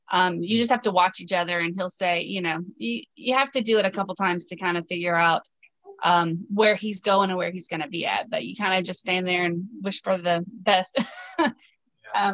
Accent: the South, United States; and I love to cook, you know, I'm from the South. So I cook, you know, good old fashioned Southern meals every night.

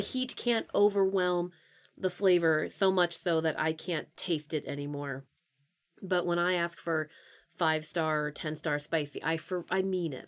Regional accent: Pennsylvania, United States; moved away; I'm from Pennsylvania

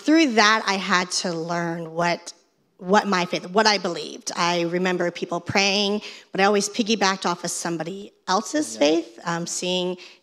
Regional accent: Fort Lauderdale, Florida, United States; I'm from Fort Lauderdale, and I'm a fourth grade reading teacher

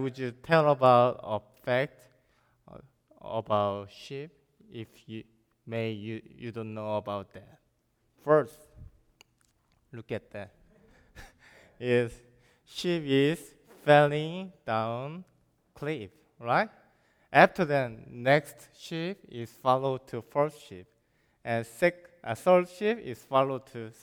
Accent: South Korea; English is a second language; moved away as an adult; also born or lived in China; I'm from South Korea

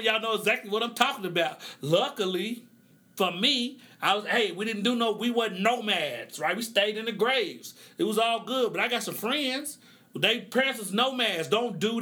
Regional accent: Oklahoma, United States; I grew up in the Midwest in Oklahoma.

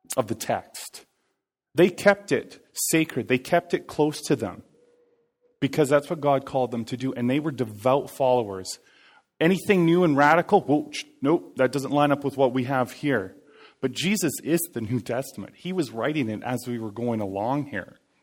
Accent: Cranbrook, British Columbia, Canada; moved away; I was born and raised in Cranbrook

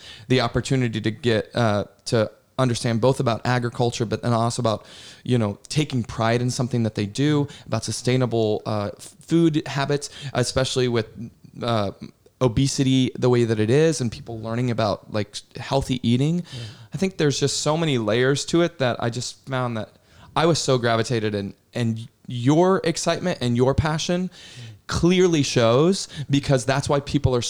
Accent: New York City, New York, United States; moved away; we're from New York City

